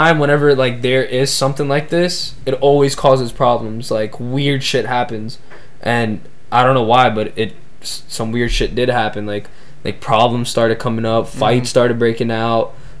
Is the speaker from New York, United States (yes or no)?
yes; New York City, New York, United States; cause I'm from New York City. I'm from the United States. I'm from America.